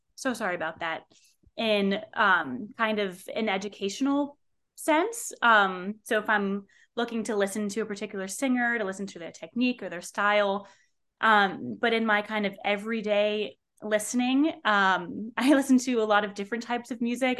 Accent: North Bergen, New Jersey, United States; I am originally from North Bergen, New Jersey

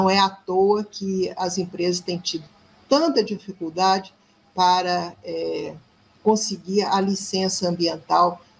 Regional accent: Minas Gerais, Brazil

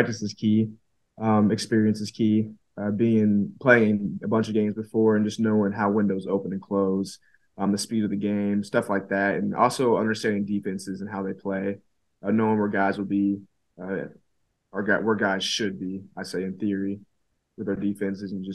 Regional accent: Georgia, United States; also born or lived in Texas; now in Norman, United States; I'm born and raised in Georgia

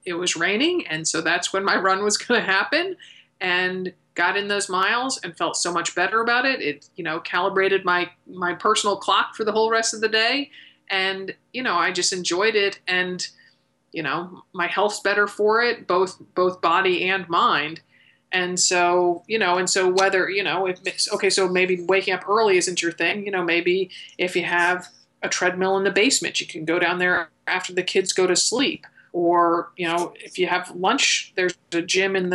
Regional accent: Connecticut, United States; I grew up in Connecticut

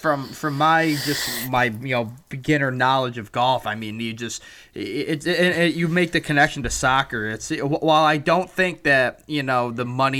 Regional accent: United States; especially for Americans in my home country

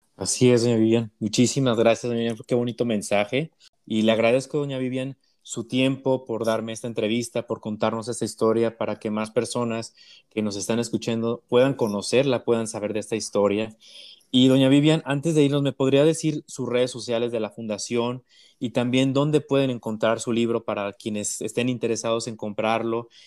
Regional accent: Mexico; como mexicanos

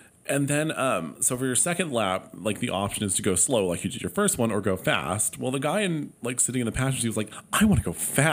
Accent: Palm Springs, California, United States; Palm Springs

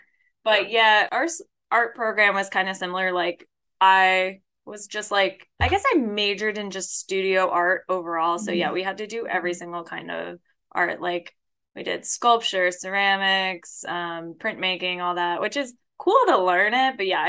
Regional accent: Metairie, Louisiana, United States; born there; So I was born in Metairie.

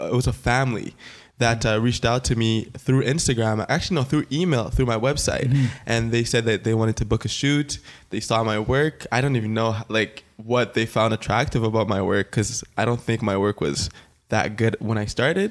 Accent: Ottawa, Ontario, Canada; I am a photographer from Ottawa

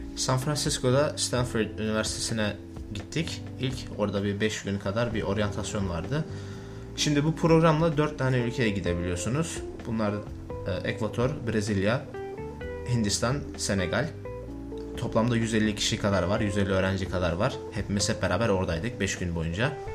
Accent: Turkey; moved away; Ben de Türk'üm

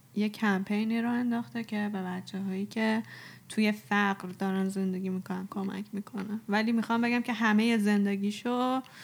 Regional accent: Iran; ما ایرانیم

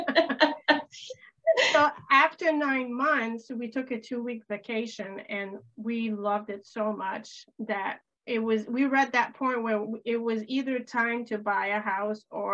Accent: Canada; also born or lived in Florida / the islands; now in Maine, United States; I grew up in Canada right across the border.

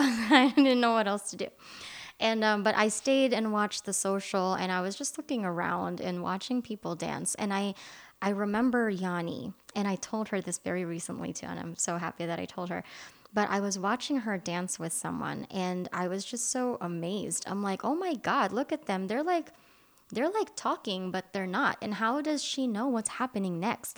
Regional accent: Philippines; English is a second language; moved away; I was born and raised in the Philippines

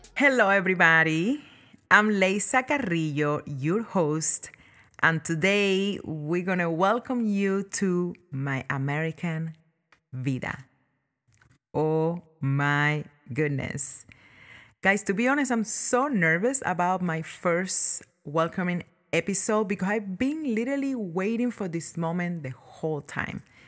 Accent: Cuba; born or raised there; now in United States

